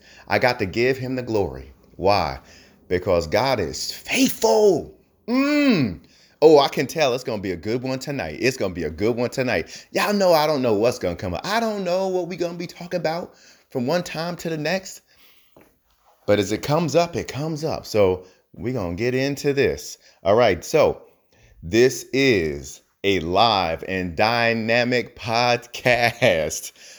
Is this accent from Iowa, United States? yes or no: no; New Jersey, United States; Now, I'm from New Jersey. New Jersey, most of them say axe. I worked hard on my accent, so I say ask.